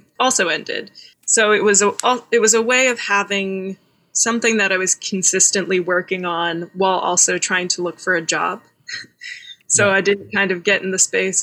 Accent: Dallas, Texas, United States; also born or lived in Austin, Texas; I grew up in Dallas, Texas, in one of the big cities of Texas

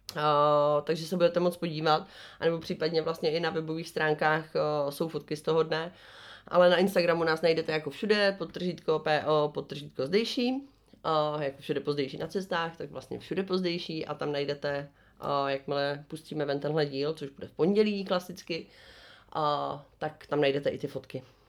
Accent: Czechia

